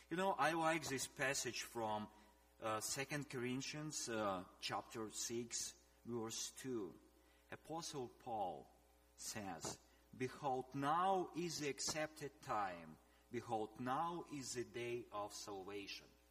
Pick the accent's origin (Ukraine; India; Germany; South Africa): Ukraine; also born or lived in Russia; I was born in Russia, then we moved into in Ukraine